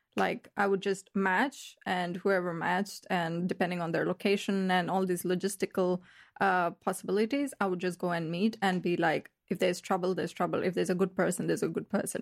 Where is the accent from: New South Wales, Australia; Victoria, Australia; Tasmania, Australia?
Victoria, Australia; Melbourne; moved away as an adult; now in Berlin, Germany; I'm from Australia, Melbourne